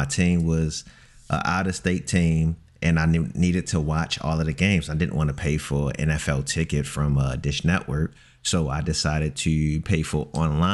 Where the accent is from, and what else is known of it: Baltimore, Maryland, United States